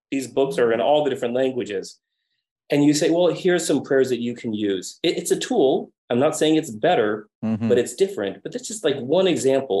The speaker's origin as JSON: {"language": "English", "country": "United States", "also_born_or_lived": "Madrid, Spain", "moved": "yes", "said": "I'm American"}